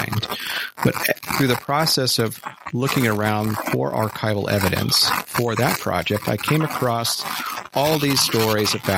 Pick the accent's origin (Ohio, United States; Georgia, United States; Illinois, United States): Ohio, United States; Dayton; My grandfather worked for Wright-Patterson Air Force Base in Dayton, Ohio. And so I grew up around the Air Force Museum and airplanes